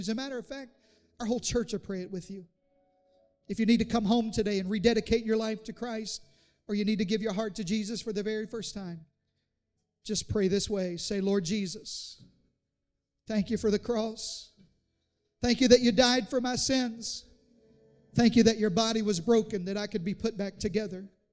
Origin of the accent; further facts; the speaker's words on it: Southeast Arkansas, United States; I grew up in Southeast Arkansas